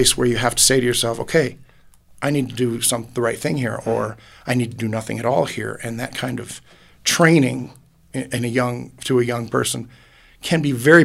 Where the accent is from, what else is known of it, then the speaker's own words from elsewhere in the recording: Dunkirk, New York, United States; moved away as an adult; now in Colorado Springs, United States; Originally from Western New York on Lake Erie, a place called Dunkirk, New York.